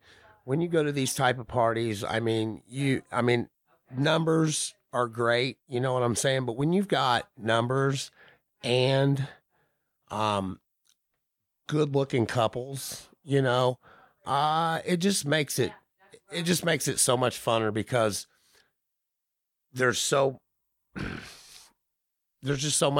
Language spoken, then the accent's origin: English; Indiana, United States; So we're from Indiana and you Southern folks.